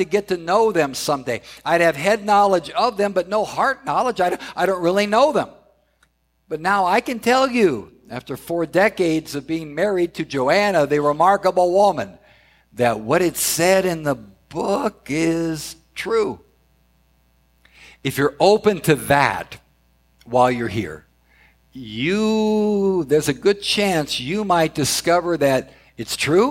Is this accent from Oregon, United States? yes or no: no; Southern California, United States; I grew up in Southern California